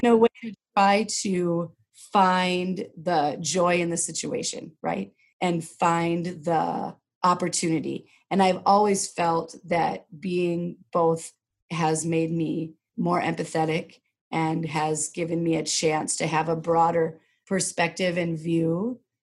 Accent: Rosemount, Minnesota, United States; I grew up here in Minnesota. I grew up south of the river, as we say. And my dad was maybe one of the first black men in Rosemount

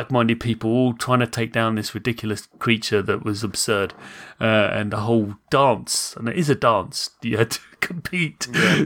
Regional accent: United Kingdom; I'm British

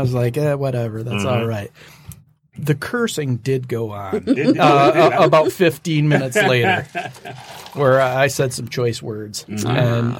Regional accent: Western Michigan, United States; I'm from Western Michigan.

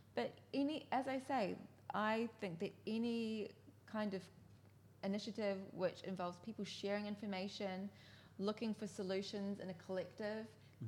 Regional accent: New Zealand; now in Japan; I'm from New Zealand

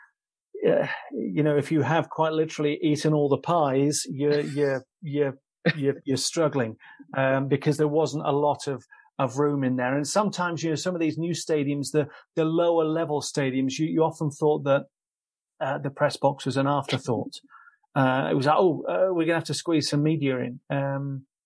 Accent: England, United Kingdom; accent: English; I'm this English dialect

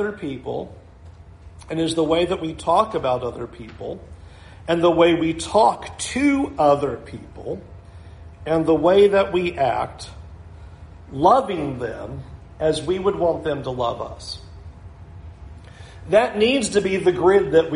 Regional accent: California, United States; now in West Palm Beach, United States; I came from California.

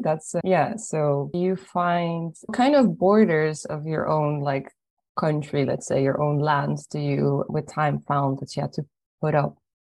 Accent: Ireland; also born or lived in Poland; I was born in Poland and then I grew up in Ireland. And so I'm almost half and half.

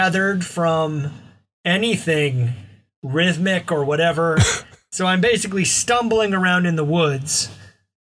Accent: Mobile, Alabama, United States; I encountered moon pies growing up in Mobile, Alabama

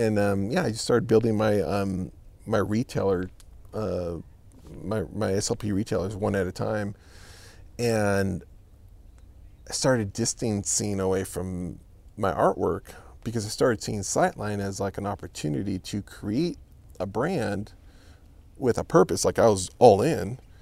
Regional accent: California, United States; moved away as an adult; also born or lived in Los Angeles County, California; now in Texas, United States; I'm from California

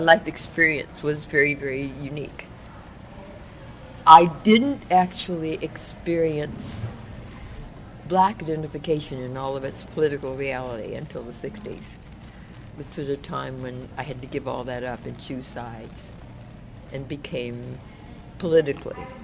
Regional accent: Oakland, California, United States; also born or lived in New Orleans, Louisiana; I actually came into Northern California as a result of the 1927 Great Floods in New Orleans, which was our ancestral home

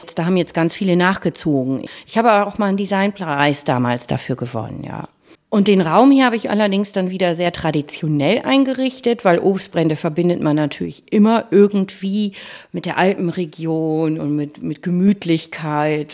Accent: Bremen, Germany; also born or lived in Franconia, Bavaria; Ich bin gebürtige Bremerin Und das war für mich klar, also nach Bremen zurückzukommen

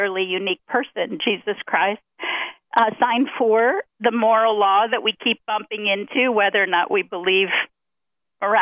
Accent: Ohio, United States; I grew up in Ohio

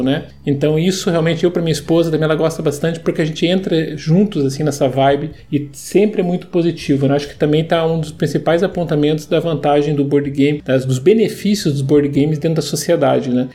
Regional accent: Curitiba, Paraná, Brazil; Eu sou curitibano, né? Eu sei da, do que a gente vive aqui

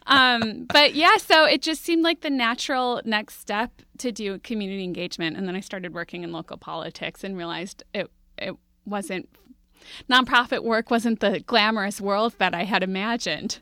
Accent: Minneapolis, Minnesota, United States; I grew up in Minneapolis

